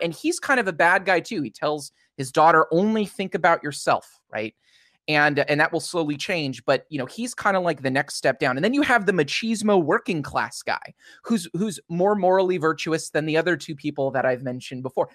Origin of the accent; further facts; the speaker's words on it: United States; as an American